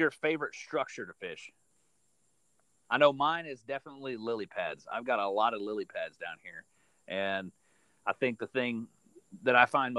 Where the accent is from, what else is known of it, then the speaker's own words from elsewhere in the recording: Florida, United States; growing up in Florida